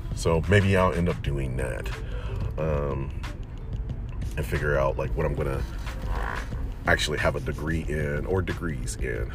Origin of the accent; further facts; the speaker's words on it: Detroit, Michigan, United States; moved away as an adult; also born or lived in Chicago; I spent most of my life, my childhood and teen life in Detroit